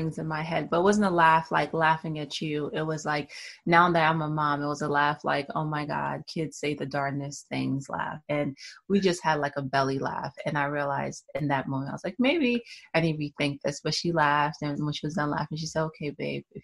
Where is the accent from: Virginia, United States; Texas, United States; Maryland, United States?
Maryland, United States; also born or lived in Nigeria; I was born in Nigeria, but I went to high school in the DMV. So I consider Maryland to be my home.